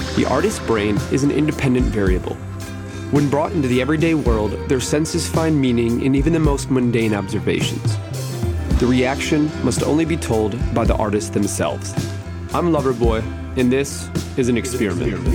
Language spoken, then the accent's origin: English; Detroit, Michigan, United States; now in Los Angeles, United States; I grew up in Detroit and Jewish family